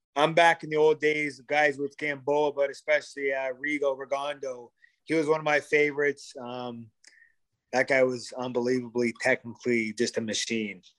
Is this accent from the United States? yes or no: no; Sarnia, Ontario, Canada; We both played hockey growing up in Sarnia